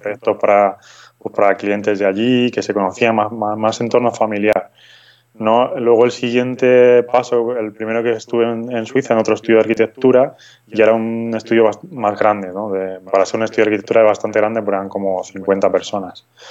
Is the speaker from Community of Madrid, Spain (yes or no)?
yes; Madrid, Community of Madrid, Spain; moved away as an adult; also born or lived in Frankfurt, Germany / Zurich, Switzerland; now in Granada, Spain; soy original realmente de Madrid, de, España